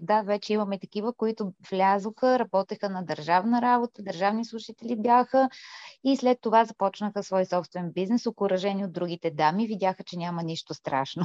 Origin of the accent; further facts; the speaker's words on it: Bulgaria; ние наистина се гордеем, че сме българки и още повече всички ние, които сме тук останали в България